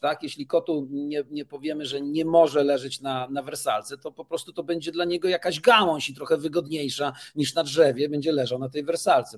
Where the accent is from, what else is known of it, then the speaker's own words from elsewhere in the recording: Toruń, Kuyavian-Pomeranian Voivodeship, Poland; jestem z Torunia